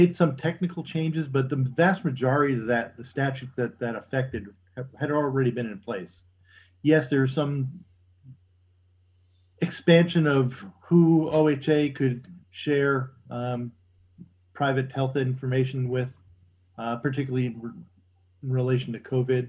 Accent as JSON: {"language": "English", "country": "United States", "said": "as an American"}